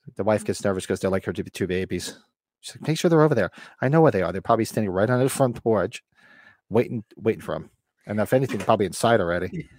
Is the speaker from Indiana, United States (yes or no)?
no; Bergen County, New Jersey, United States; moved away; where I grew up in Bergen County, there's no Walmarts